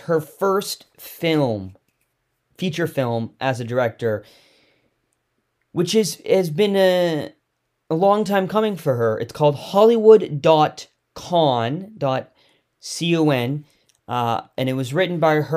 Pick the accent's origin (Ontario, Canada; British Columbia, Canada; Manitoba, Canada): British Columbia, Canada; Victoria; Growing up in Victoria